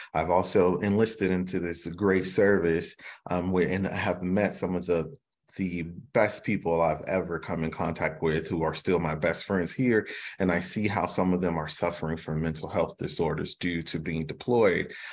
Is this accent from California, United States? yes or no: no; Chicago, Illinois, United States; growing up in Chicago